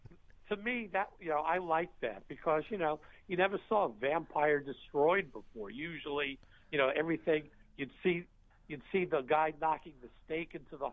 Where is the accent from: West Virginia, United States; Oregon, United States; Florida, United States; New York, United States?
New York, United States; growing up in New York